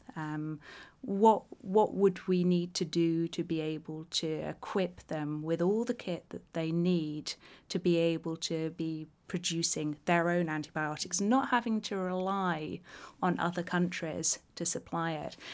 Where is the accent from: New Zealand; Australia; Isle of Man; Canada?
Isle of Man; growing up on the Isle of Man